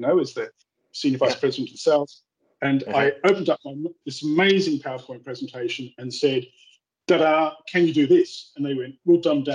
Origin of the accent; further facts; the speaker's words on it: England, United Kingdom; moved away as an adult; also born or lived in University of Reading; now in Perth, Australia; I was born in England